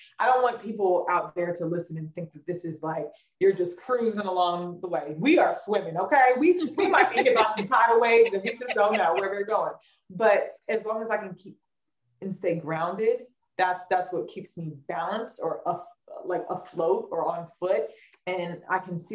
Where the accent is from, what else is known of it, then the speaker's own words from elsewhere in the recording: Raleigh, North Carolina, United States; now in New York City, United States; growing up in Raleigh, North Carolina